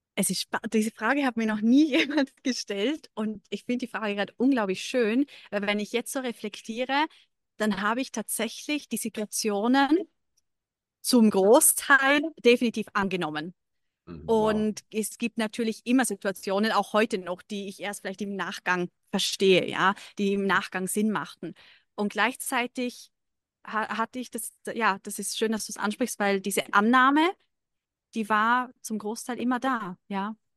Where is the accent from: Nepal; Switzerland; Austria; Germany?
Austria; Lake Constance region, Vorarlberg; moved away as an adult; now in Dubai, United Arab Emirates; Ich komme ursprünglich aus Österreich, aus äh, der Bodenseeregion